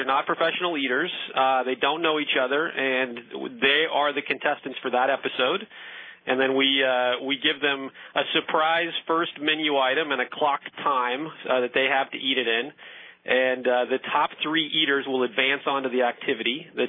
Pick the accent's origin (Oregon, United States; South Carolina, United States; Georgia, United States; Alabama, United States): Oregon, United States; Medford; I grew up in Medford.